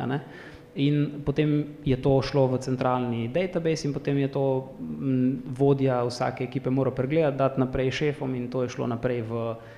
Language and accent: Slovenian; Prekmurje, Slovenia; moved away; sem iz Prekmorja